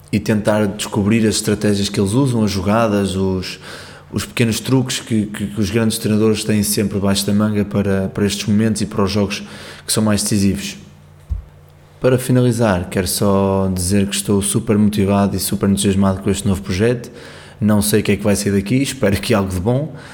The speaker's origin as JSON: {"language": "Portuguese", "town": "Porto", "region": "Norte", "country": "Portugal", "said": "eu sou do Porto, joguei basquete até aos 18 anos"}